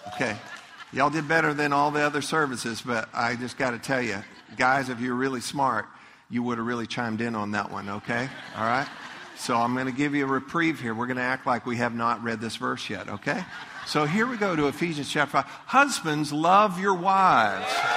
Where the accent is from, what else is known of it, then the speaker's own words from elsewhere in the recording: Leesburg, Florida, United States; I grew up in Leesburg.